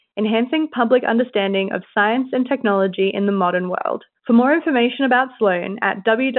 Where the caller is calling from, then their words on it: Alice Springs, Northern Territory, Australia; I'm calling from Alice Springs, Northern Territory, Australia.